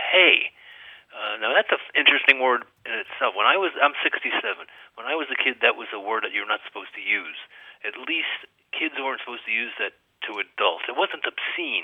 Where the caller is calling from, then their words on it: Swarthmore, Pennsylvania, United States; I'm calling from Swarthmore, Pennsylvania.